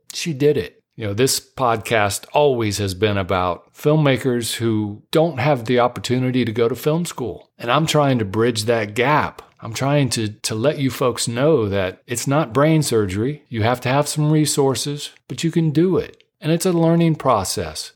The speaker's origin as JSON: {"language": "English", "town": "Dayton", "region": "Ohio", "country": "United States", "tie": "born or raised there", "moved": "yes", "lives_now": "Southern California, United States", "said": "I was born and raised in Dayton, Ohio, which is just about forty-five minutes north of Cincinnati"}